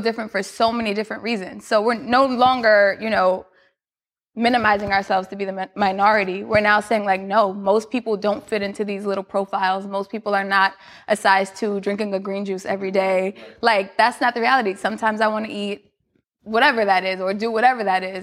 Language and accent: English; New York City, New York, United States; I'm from Queens